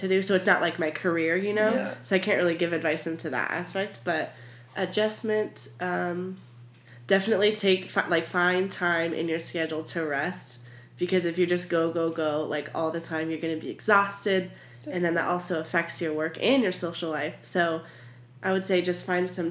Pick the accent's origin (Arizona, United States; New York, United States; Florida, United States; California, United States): Arizona, United States; Tucson; I was born and raised in Tucson, and so I've been here for almost 21 years